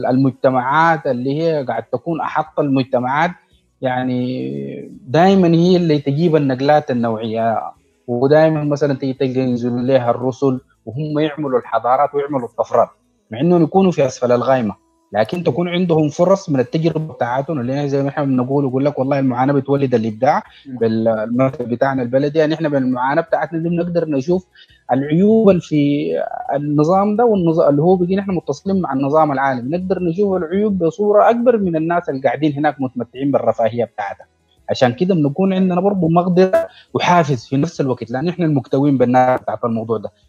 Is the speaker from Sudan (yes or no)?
yes; Sudan; فدي حقه ان احنا كدوله سودانيه ان احنا صح متاخرين